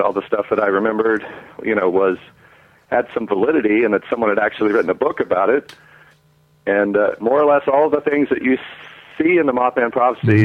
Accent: West Virginia, United States; I was a young boy growing up in West Virginia

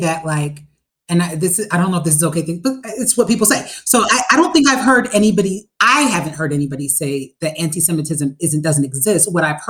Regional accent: New Jersey, United States; And see, we grew up in Jersey, Jess.

